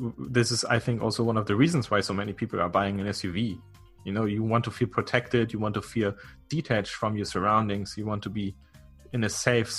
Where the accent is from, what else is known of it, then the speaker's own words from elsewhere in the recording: Germany; I'm from Germany, which is one of the most privacy respecting countries in the world.